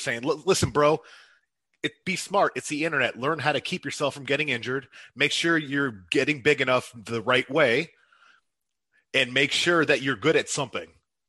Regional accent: Erie, Pennsylvania, United States; I'm from Erie, Pennsylvania.

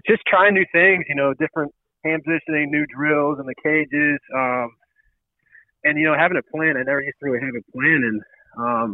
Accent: St. Louis, Missouri, United States; I'm blessed to be a St. Louisan and, you know, be able to play for my hometown team and grow up, you know, go to a Cardinals game

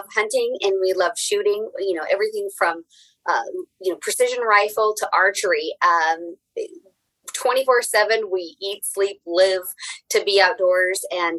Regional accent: Oregon, United States; moved away as an adult; now in Wyoming, United States; I grew up in Oregon

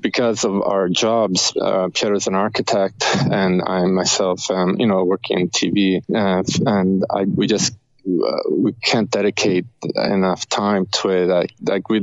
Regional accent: Rome, Lazio, Italy; now in Canada; we're both from Rome, Italy. So okay. We met here, so we're kind of like we're an Italian band in Canada

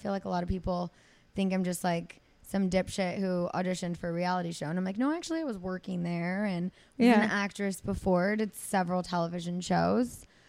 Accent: Azusa, California, United States; accent: Valley girl; San Gabriel Valley. I grew up in Azusa.

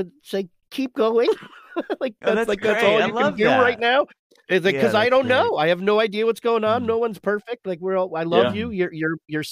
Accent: New York, United States; moved away; I grew up in New York. I miss it a great, great deal

